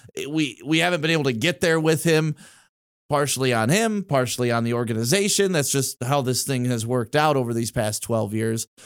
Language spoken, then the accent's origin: English; Detroit, Michigan, United States; also born or lived in Novi, Michigan / Walled Lake, Michigan; I grew up in Detroit, then we moved out to Novi, uh, like Walled Lake area